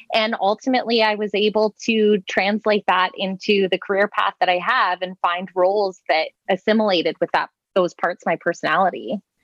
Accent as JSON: {"language": "English", "area": "the East", "region": "Eastern Canada", "country": "Canada", "tie": "born or raised there", "said": "I grew up in the East. So, weather is constantly hammering you in the wintertime and watching the weather network was a big part of our lives"}